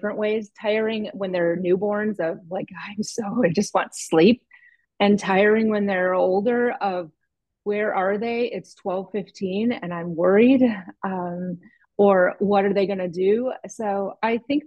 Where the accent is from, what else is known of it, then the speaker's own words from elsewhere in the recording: the North, United States; I'm from the North